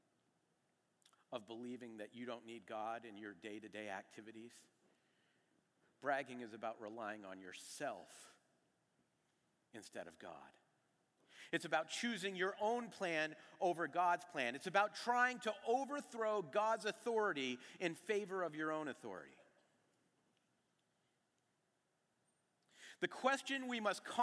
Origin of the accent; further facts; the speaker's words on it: New England, United States; moved away as an adult; also born or lived in New York, United States; I was from New England